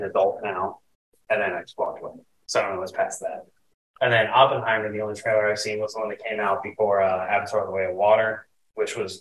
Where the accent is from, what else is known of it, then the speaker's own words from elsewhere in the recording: Cincinnati, Ohio, United States; I'm over here from Cincinnati, Ohio